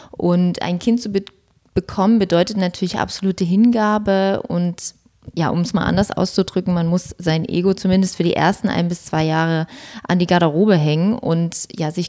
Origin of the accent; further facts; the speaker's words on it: Dresden, Saxony, Germany; born there; bin gebürtige Dresdnerin und bin seit über zehn Jahren selbstständig und selbstständige Social-Media-Beraterin.